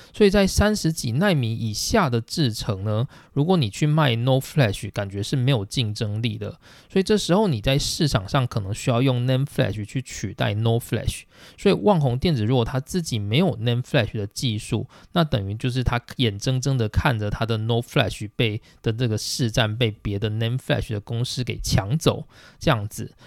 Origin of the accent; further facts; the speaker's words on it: Taiwan; now in Japan; 我们台湾的厂商